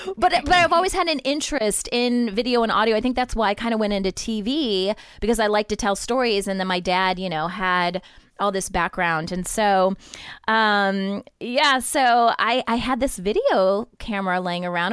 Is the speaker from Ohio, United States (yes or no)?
yes; Ohio, United States; moved away as an adult; also born or lived in Upper Peninsula of Michigan; now in San Diego, United States; I grew up in Ohio